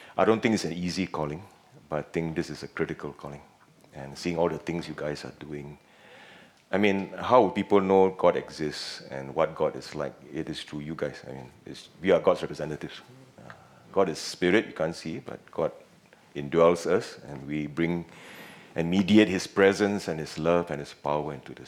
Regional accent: Penang, Malaysia; accent: Penang slang; moved away as an adult; also born or lived in Singapore; I'm from Penang, and a bit of Penang slang may come up once in a while

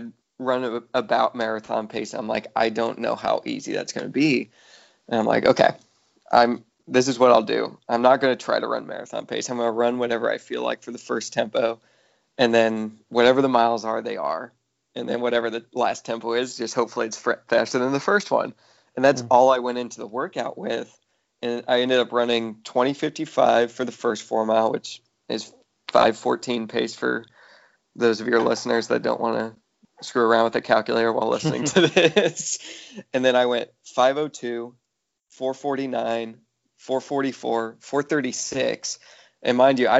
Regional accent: Central Illinois, United States; growing up in Central Illinois, we were in the middle class in Illinois

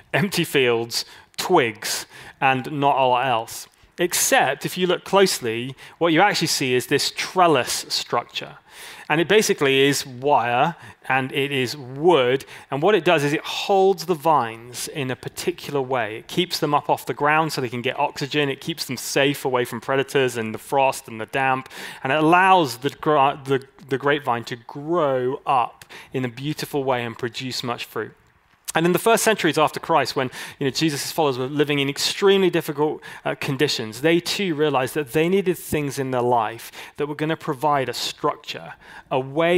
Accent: California, United States; I'm Californian

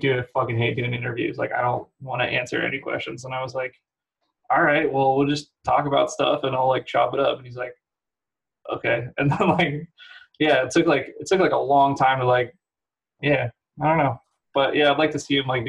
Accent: San Francisco, California, United States; San Francisco

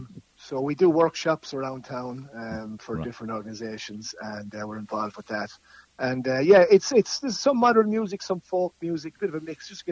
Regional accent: Nenagh, Tipperary, Ireland; Well, I'm from Nina.

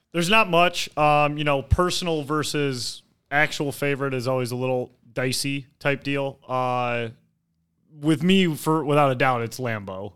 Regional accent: Detroit, Michigan, United States; I grew up in Detroit

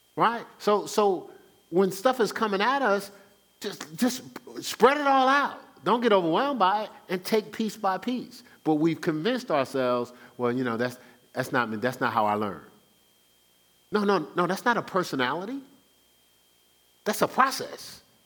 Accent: Newark, New Jersey, United States; I'm born and raised in Newark, New Jersey

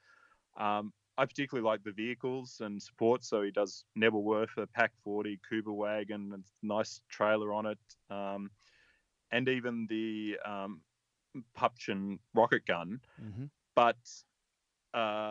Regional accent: Australia; I'm an Australian

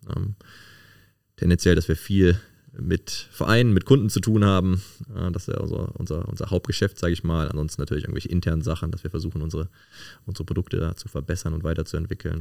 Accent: Cologne, North Rhine-Westphalia, Germany; bin äh, gebürtig aus Köln-Porz und äh, wohne da jetzt auch wieder

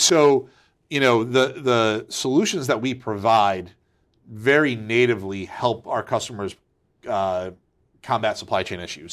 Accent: Waterbury, Connecticut, United States; Yep, so I'm a Connecticut native. Uh, I grew up in Waterbury.

